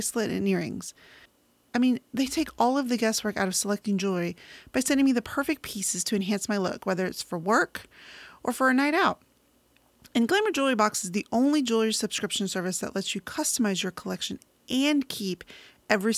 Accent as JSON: {"language": "English", "town": "San Antonio", "region": "Texas", "country": "United States", "tie": "born or raised there", "said": "I grew up in San Antonio, Texas."}